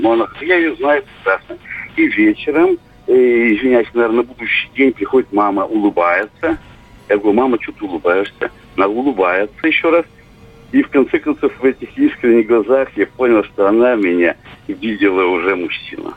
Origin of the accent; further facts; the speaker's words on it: Udmurtia, Russia; я из Удмуртии